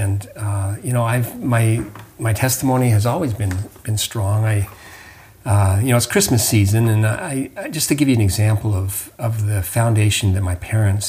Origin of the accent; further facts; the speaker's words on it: Utah, United States; moved away; also born or lived in Huntsville, Alabama; I grew up in Utah, and so skiing was a big part of my life.